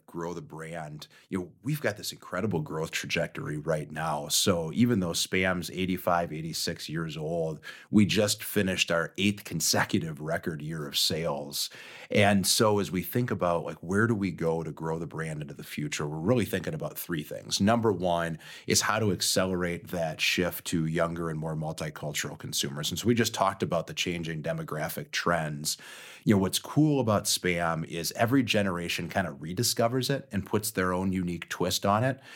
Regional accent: Austin, Minnesota, United States; I grew up in Austin, Minnesota, which is where Spam was born

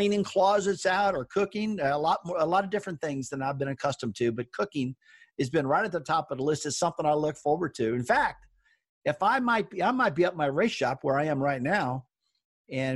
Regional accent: Missouri, United States; I grew up in Missouri, and boy, we were always cooking pork chops

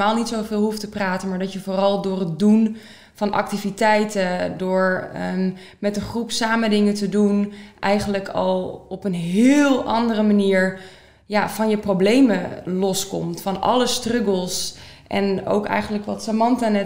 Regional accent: Soest, Utrecht, Netherlands; ik ben 25 jaar oud. Ik kom uit Soest.

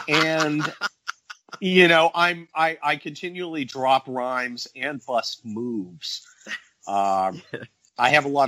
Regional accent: near San Francisco, Northern California, United States; also born or lived in Cincinnati, Ohio; now in Southern California, United States; I was born in Ohio, and then I moved to Northern California at like age six.

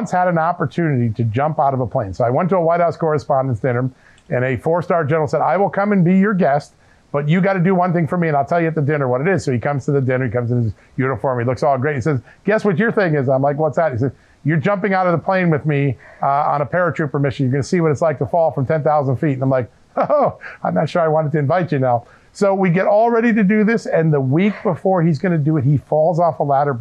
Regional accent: Bridgeport, Connecticut, United States; I remember going to the Bicentennial in 1976 in Bridgeport, Connecticut, watching the parade, watching the fireworks go off in my hometown

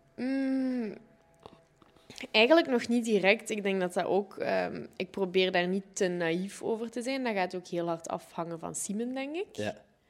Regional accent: Sint-Truiden, Flanders, Belgium; moved away; also born or lived in Ghent / Zwolle; Ik ben geboren in Sint-Truiden

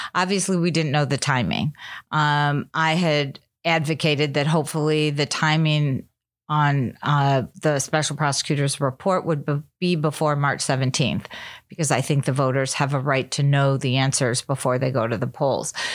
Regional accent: Chicago, Illinois, United States; I'm from Chicago

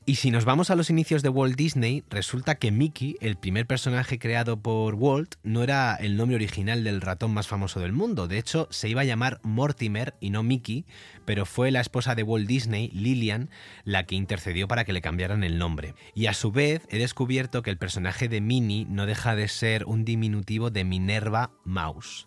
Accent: Vera, Andalusia, Spain; yo soy de Almería, de un pueblo llamado Vera, que está cerca de otro pueblo que se llama Mojácar

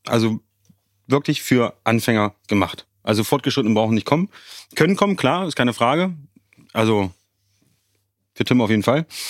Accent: Magdeburg, Saxony-Anhalt, Germany; Magdeburg ist meine Heimat.

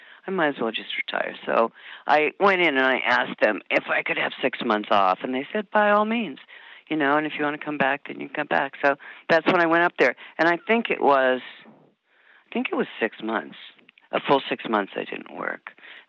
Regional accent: Michigan, United States; born there; also born or lived in Omaha; No, I was born in Michigan, and my dad worked for Mutual of Omaha

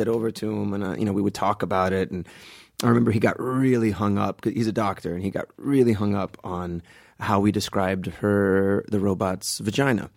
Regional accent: Miami, Florida, United States; also born or lived in Guatemala / Palm Beach; I grew up in Miami, so I came when I was about five months old

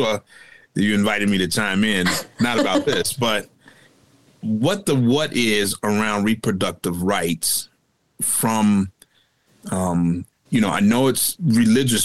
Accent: Chicago, Illinois, United States; I am from the South Shore area.

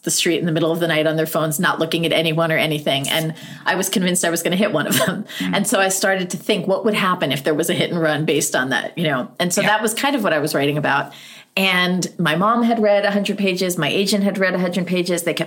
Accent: United States; also born or lived in near Dartmouth, New Hampshire; as an American

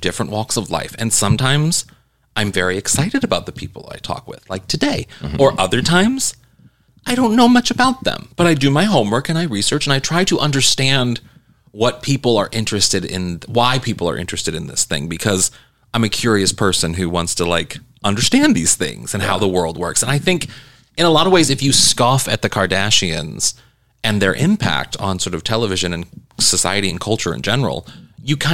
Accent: Missouri, United States; moved away; I come from Missouri, and like, I'm used to people making fun of where I come from

